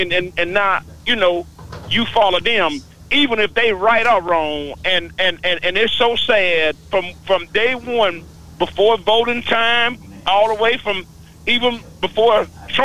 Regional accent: Mississippi, United States; moved away as an adult; now in Plano, United States; I live in Plano, Texas. There, I've been over there about 3 years. I'm from Mississippi

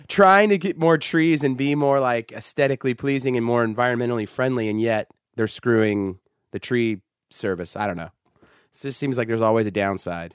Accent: Sacramento, California, United States; I grew up in Sacramento

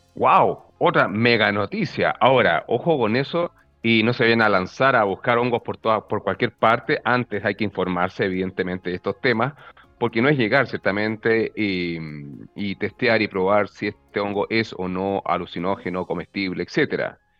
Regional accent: Arica, Arica y Parinacota, Chile; yo soy del norte de Chile, yo me crié en Arica

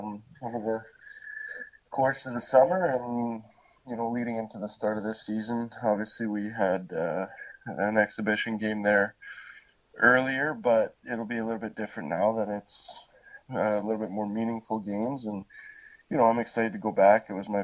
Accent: France; English is a second language; when I came over from France, I had a very positive experience last year.

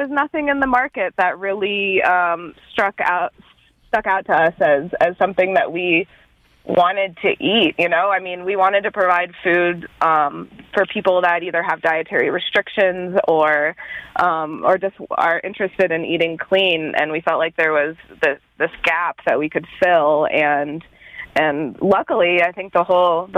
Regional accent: Boulder, Colorado, United States; also born or lived in Argentina; I grew up in Boulder, Colorado, and lived there for up until my mid-20s.

